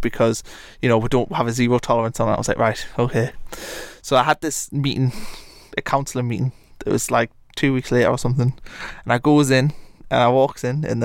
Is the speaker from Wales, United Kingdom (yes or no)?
no; Blyth, North East England, United Kingdom; also born or lived in Atlanta, Georgia; I'm from Blyth, Northumberland